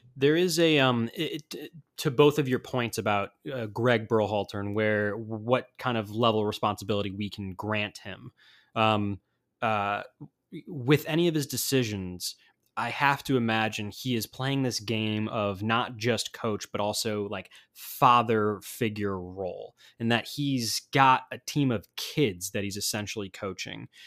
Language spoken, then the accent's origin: English; United States; as an American